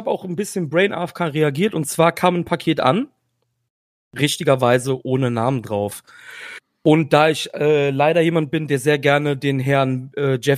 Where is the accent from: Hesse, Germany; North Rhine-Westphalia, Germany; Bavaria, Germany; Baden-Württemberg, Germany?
North Rhine-Westphalia, Germany; Cologne; Und ich komme aus Köln.